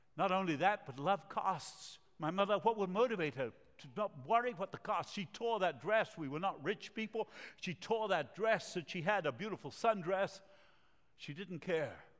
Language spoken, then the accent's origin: English; Montevideo, Uruguay; English is a second language; moved away; also born or lived in Argentina; I speak with an accent. I was born in Latin America, the city of Montevideo, country of Uruguay, and uh, my parents are from Argentina